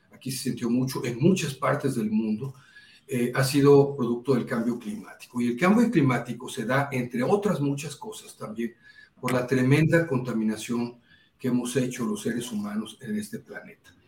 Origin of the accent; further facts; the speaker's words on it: Poza Rica, Veracruz, Mexico; moved away; soy de Poza Rica, Veracruz